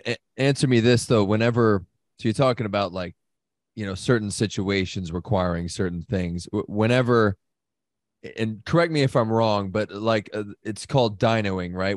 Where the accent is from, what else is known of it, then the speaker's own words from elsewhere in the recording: United States; as an American